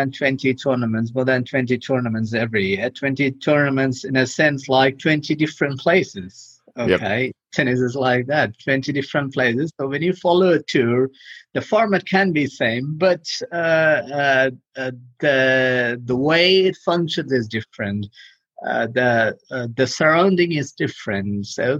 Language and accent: English; India; moved away as an adult; also born or lived in Europe; I'm from India. I left India a few years ago. I got trained as an architect in India